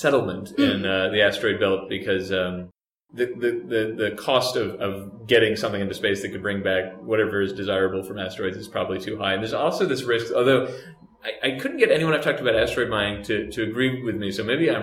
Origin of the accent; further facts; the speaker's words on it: Texas, United States; I'm from Texas